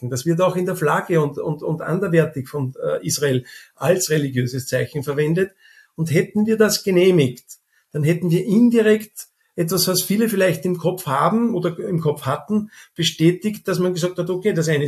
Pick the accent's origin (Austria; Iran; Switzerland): Austria; Wenn wir als Österreicher wohin fahren oder andere in andere Länder fahren als Rotes Kreuz, man ist dort schon bekannt